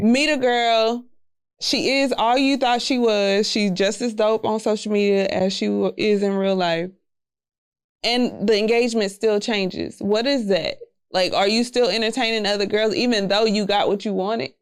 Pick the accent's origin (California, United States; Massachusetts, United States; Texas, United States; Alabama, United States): Texas, United States; Houston; I'm from Southwest Houston